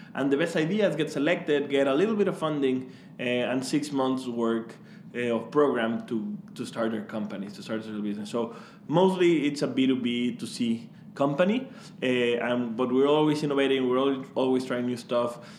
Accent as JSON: {"language": "English", "country": "Mexico", "moved": "as an adult", "said": "I am actually from Mexico, um, so you can you can probably hear my my J's be very strong, like Juan"}